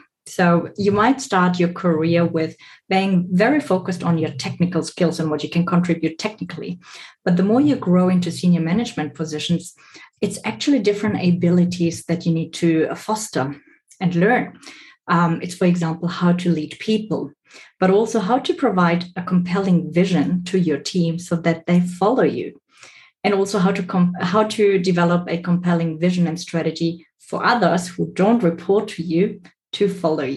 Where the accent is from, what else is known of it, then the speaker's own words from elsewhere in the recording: Stuttgart, Baden-Württemberg, Germany; moved away as an adult; also born or lived in Bolivia / Southeast Asia / Australia; I was born in Bolivia, raised in Germany, but then later on moved to work in Southeast Asia and Australia.